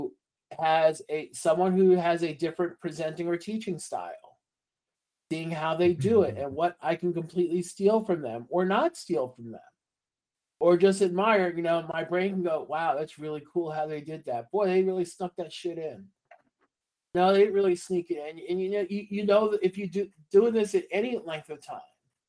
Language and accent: English; New York, United States; I'm from New York. New Yorkers talk with their hands